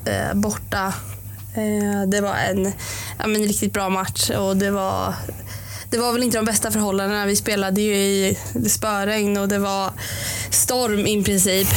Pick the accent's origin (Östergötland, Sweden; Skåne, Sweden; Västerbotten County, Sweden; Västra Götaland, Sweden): Östergötland, Sweden; Norrköping; jag är uppvuxen i Linde har bott där eh, sedan jag föddes eh, i princip